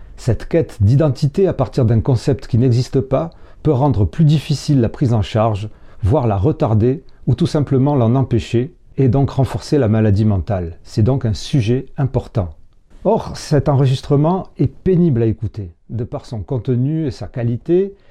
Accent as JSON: {"language": "French", "town": "Marseille", "region": "Provence-Alpes-Côte d'Azur", "country": "France", "accent": "marseillais", "said": "ma voix et mon accent marseillais"}